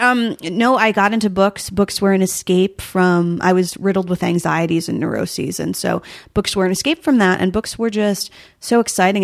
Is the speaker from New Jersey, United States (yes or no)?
yes; rural New Jersey, United States; there was always deer hunting around when I was growing up, but in New Jersey, oddly enough, in rural New Jersey, which exists